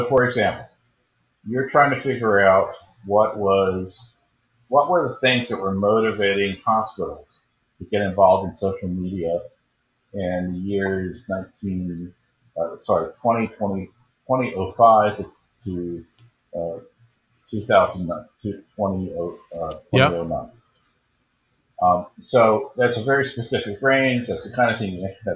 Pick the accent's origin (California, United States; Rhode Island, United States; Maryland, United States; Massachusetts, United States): Maryland, United States; Baltimore; moved away as an adult; also born or lived in Chicago; I was born and raised in Baltimore.